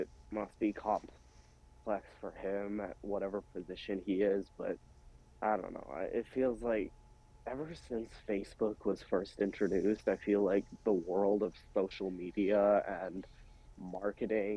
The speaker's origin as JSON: {"language": "English", "country": "India", "said": "as an Indian guy myself"}